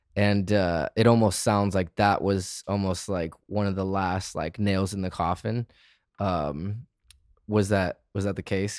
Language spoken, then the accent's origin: English; Michigan, United States; moved away; also born or lived in Arizona; I grew up in Michigan, got sick of my hometown, and left to the desert.